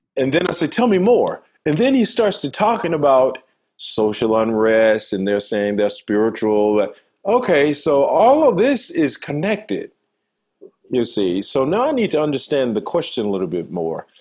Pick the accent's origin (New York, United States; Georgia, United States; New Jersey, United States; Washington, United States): Georgia, United States; Manchester; moved away as an adult; I'm from a uh, little town called Manchester, Georgia, in deep south in uh, rural Georgia family of eight